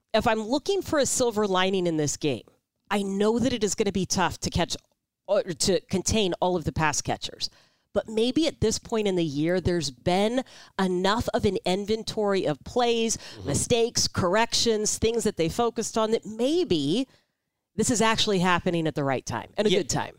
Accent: Houston, Texas, United States; moved away; as a kid growing up in Houston

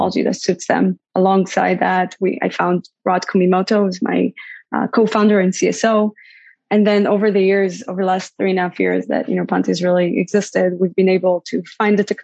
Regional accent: Israel; moved away as an adult; also born or lived in Bay Area, United States; now in United States; I grew up in Israel, born and raised in Israel

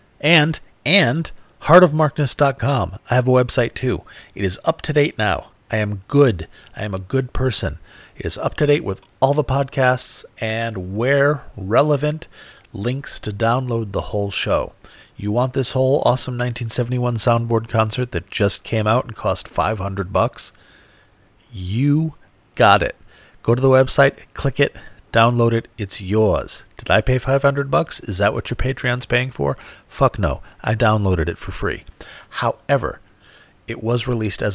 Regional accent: United States; I have grown up in America

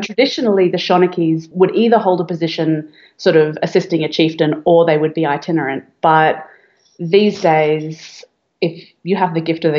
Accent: Australia; also born or lived in Ireland; I grew up mostly in Australia, but my mum is Irish.

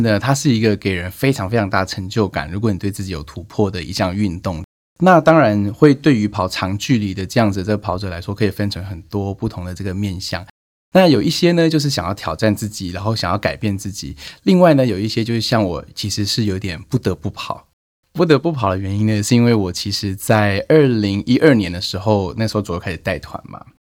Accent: Taiwan; 我身为一个台湾人

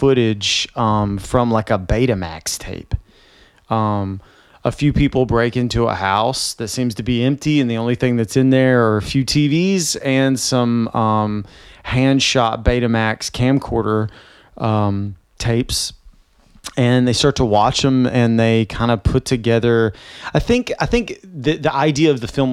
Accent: Nashville, Tennessee, United States; Jenny and I are from the South and I'm from Nashville

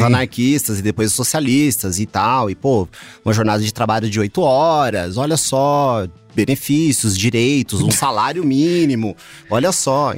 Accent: Mogi das Cruzes, São Paulo, Brazil; now in São Paulo, Brazil; eu não sou daqui, né? Moro há 20 anos e tal, mas é, sou de Mogi das Cruzes.

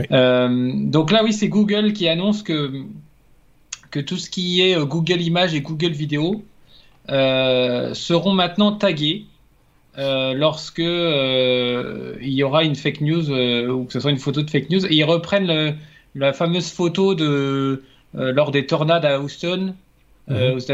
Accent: France; bah, en tant que Français, j'aurais

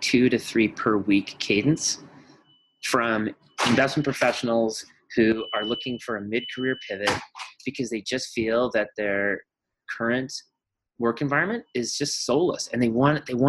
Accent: Colorado, United States; I was raised in Colorado and spent a lot of time in the mountains

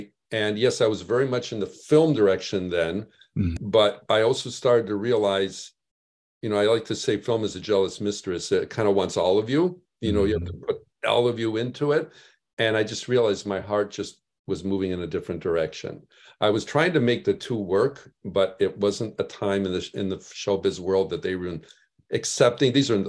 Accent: Chicago, Illinois, United States; I was in the Midwest. I was raised in Chicago.

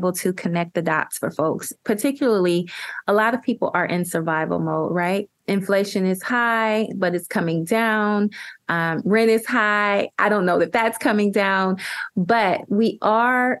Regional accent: Ohio, United States; I'm from Ohio.

